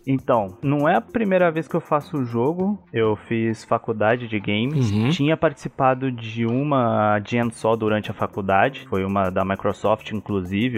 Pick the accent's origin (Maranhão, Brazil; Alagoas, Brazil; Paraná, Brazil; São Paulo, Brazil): São Paulo, Brazil; Americana; moved away as an adult; now in São Paulo, Brazil; eu moro hoje em São Paulo, mas eu sou de Americana.